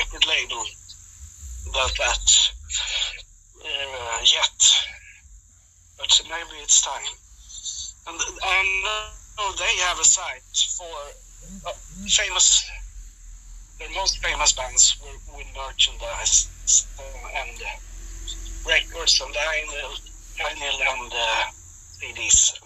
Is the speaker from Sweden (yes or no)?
yes; Sweden; here in my hometown